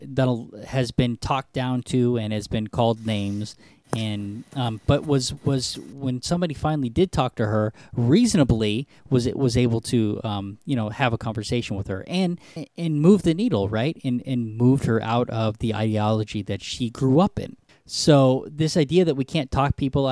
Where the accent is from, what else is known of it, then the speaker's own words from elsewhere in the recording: United States; I am an American.